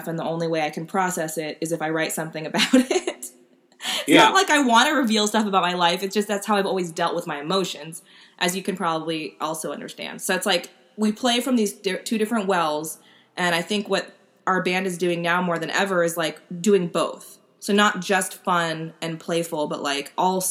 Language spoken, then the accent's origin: English; United States; as an American